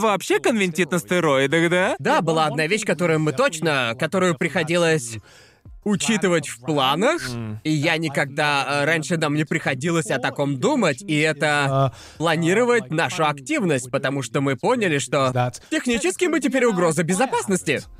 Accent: Brighton, South East England, United Kingdom; moved away as an adult; now in Japan; Город моего детства стал таким модным

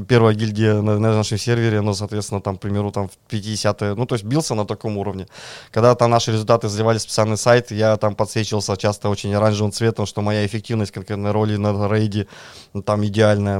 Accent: Kirov, Kirov Oblast, Russia; now in Moscow, Russia; Я родом из Кирова, приехал в Москву

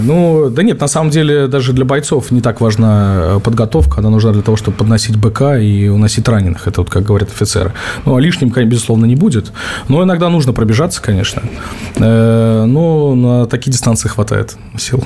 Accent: Stavropol, Stavropol Krai, Russia; в моем родном Ставрополе

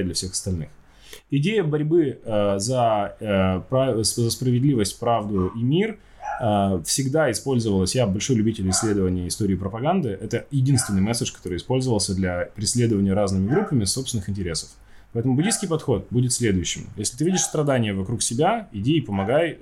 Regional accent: Chelyabinsk, Chelyabinsk Oblast, Russia; Я родом из Челябинска, у нас там одни тюрьмы

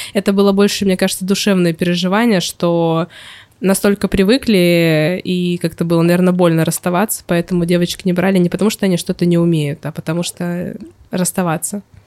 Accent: Novosibirsk, Novosibirsk Oblast, Russia; moved away as an adult; now in Saint Petersburg, Russia; защищала у себя в городе диплом в а, Новосибирске.

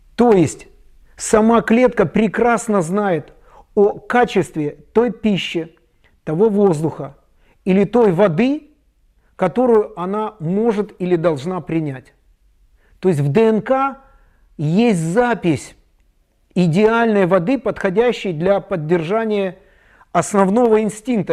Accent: Chișinău, Moldova; у себя в Кишиневе, я из Молдавии

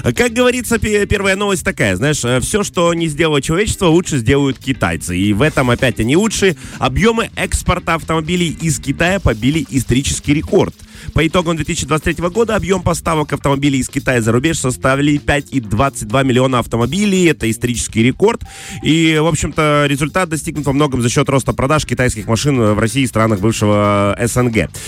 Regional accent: Transnistria, Moldova; мы из Приднестровья

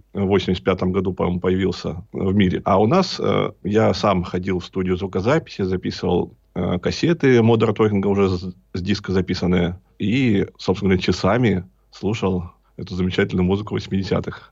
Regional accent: Berezniki, Perm Krai, Russia; now in Perm, Russia; Родом я из города Березники. Это северный Перми, Пермский край.

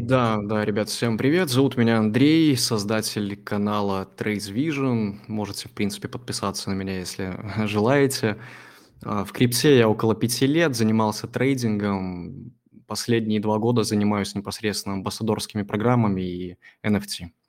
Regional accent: Belarus; я вообще с Беларуси

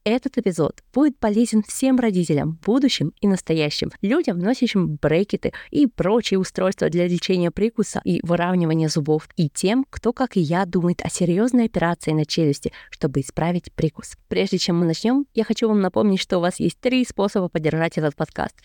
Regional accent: Kazakhstan; moved away; Я родом из Казахстана и сейчас работаю физиком-теоретиком по немецкой индустрии

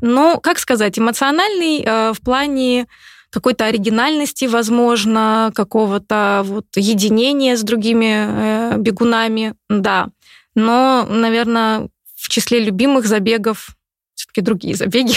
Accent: Novokuznetsk, Kemerovo Oblast, Russia; now in Moscow, Russia; Я же из Сибири. Девчонка из Сибири.

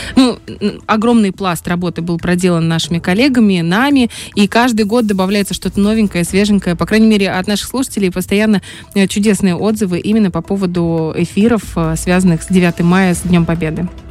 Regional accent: Transnistria, Moldova; я с Молдавии, с Приднестровья, у нас нас тут юг

